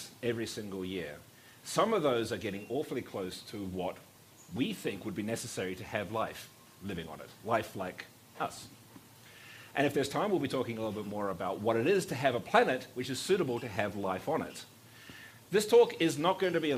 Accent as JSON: {"language": "English", "country": "New Zealand", "tie": "born or raised there", "said": "I was born in New Zealand."}